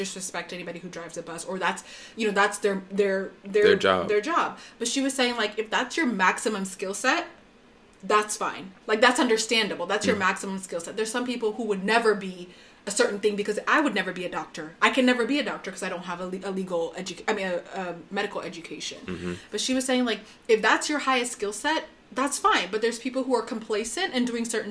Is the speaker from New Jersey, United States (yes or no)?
no; Plano, Texas, United States; moved away; also born or lived in Frisco, Texas; I grew up in the Dallas area, Plano, Frisco, which are two Plano, the city of Plano, and also the city of Frisco